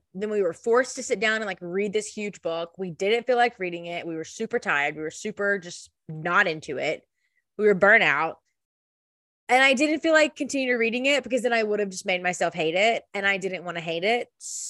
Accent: the South, United States; we're from the South.

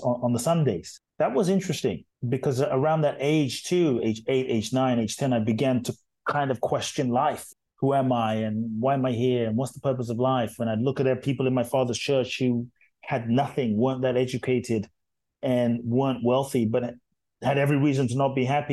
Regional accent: London, United Kingdom; born or raised there; also born or lived in Ghana

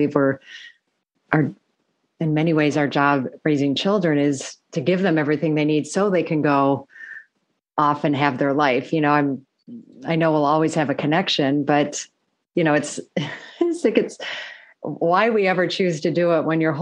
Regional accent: Michigan, United States; moved away as an adult; also born or lived in Chicago; I grew up in the Midwest, but in Michigan

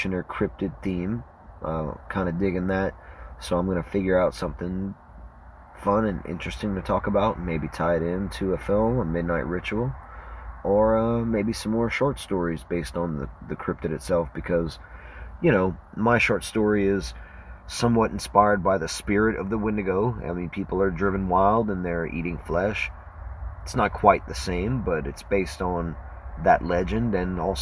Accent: Cajun, Louisiana, United States; I'm a Cajun, and my co-hosts, we're all Cajuns

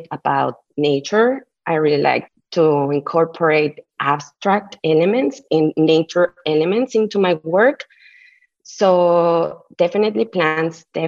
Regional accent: Mexico City, Mexico; first language Spanish; English is a second language; moved away as an adult; now in Oakland, United States; I'm based in Oakland, but I was born and raised in Mexico City. I've been in the Bay Area for 7 years now

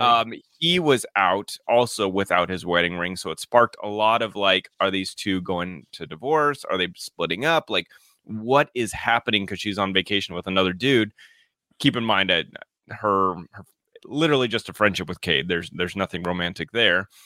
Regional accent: Colorado, United States; moved away; I grew up in Colorado

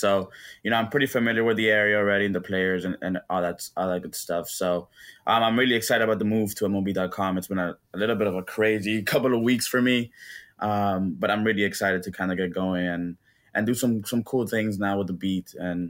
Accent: Miami, Florida, United States; also born or lived in Dominican Republic / Tampa, Florida; now in St. Petersburg, United States; Yeah, I grew up in Miami. A little bit of background. My family is from the Dominican Republic

